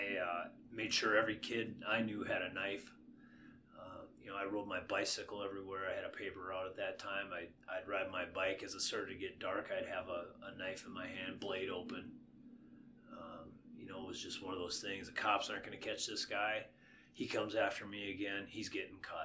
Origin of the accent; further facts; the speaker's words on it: Paynesville, Minnesota, United States; growing up in Painesville, Minnesota